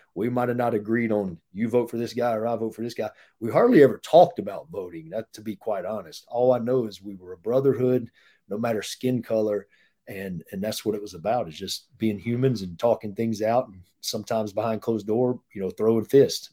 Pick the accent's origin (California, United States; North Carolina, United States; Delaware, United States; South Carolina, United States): North Carolina, United States; moved away as an adult; also born or lived in Florida; we're from North Carolina